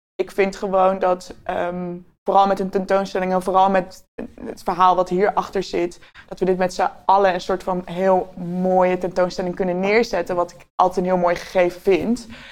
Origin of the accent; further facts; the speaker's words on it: Utrecht, Netherlands; ik ben een eh, geboren Utrechter